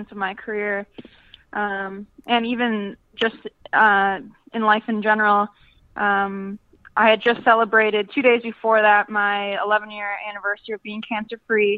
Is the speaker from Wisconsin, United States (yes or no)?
yes; Appleton, Wisconsin, United States; moved away as an adult; also born or lived in Milwaukee, Wisconsin / Germany; now in Orlando, United States; coming from Wisconsin. So, when I go back to Appleton